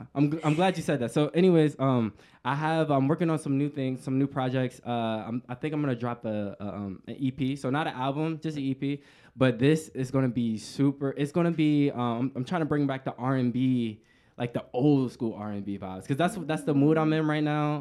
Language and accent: English; Washington, District of Columbia, United States; moved away; I'm from the East Coast